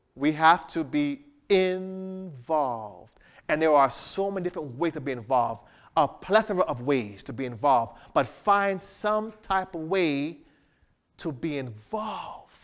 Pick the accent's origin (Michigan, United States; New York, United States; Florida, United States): Florida, United States; Miramar; moved away; I'm from Miami area, Miramar area.